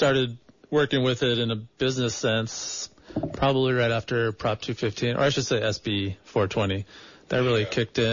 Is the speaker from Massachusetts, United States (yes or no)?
no; Santa Clara, California, United States; now in Santa Cruz, United States; I was born in Santa Clara.